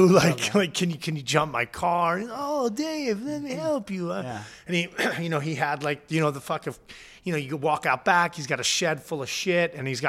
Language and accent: English; Point Pleasant, New Jersey, United States; Grew up down in Point Pleasant. So, you know, a lot of my, like, the North Jersey, like, hair gel, like, you know, super bro shit, like, didn't, it got milded out by growing up at the beach